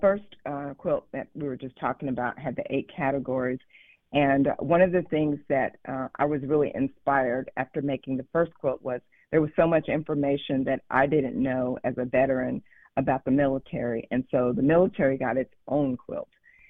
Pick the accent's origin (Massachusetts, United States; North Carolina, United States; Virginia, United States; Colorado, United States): North Carolina, United States; And interestingly enough, I am originally from North Carolina.